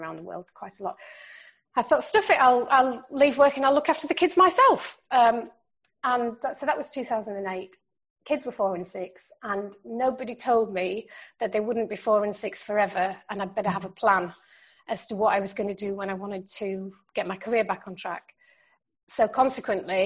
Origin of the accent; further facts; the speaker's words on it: Yorkshire and the Humber, United Kingdom; when I grew up in South Yorkshire